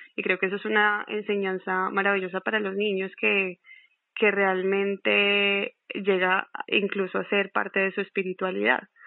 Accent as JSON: {"language": "Spanish", "country": "Colombia", "said": "yo soy de Colombia"}